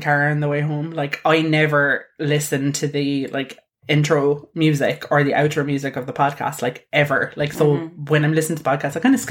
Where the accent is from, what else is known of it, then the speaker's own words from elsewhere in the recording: Ireland; we're Irish.